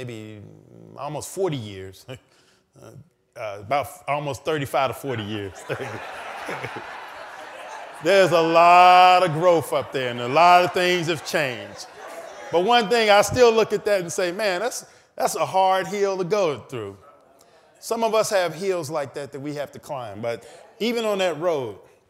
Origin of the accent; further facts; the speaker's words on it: United States; I grew up in Eastwood